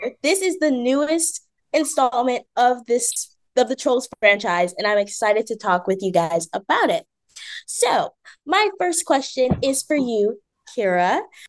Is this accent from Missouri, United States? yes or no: no; Washington, District of Columbia, United States